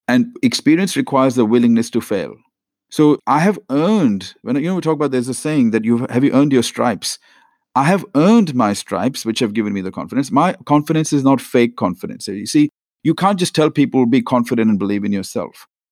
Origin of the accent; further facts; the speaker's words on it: India; now in Australia; I was born in India to a very average middle class family